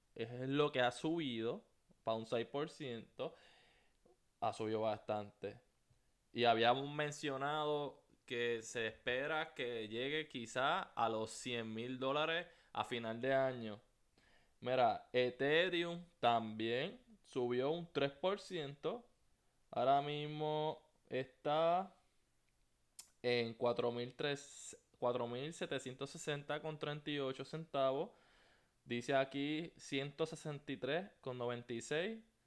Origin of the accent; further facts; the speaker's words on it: Puerto Rico; now in United States; soy puertorriqueño. Eh, me mudé para los Estados Unidos